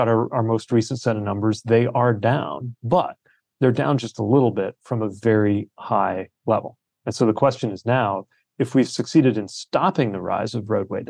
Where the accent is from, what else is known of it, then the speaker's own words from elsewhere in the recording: South Bend, Indiana, United States; my hometown of South Bend